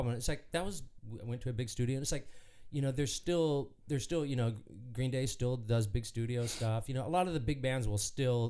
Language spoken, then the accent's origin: English; Anaheim, California, United States; My dad was the director of the Disneyland band, the conductor. So when we grew up, like we grew up at Disneyland in the Disneyland band room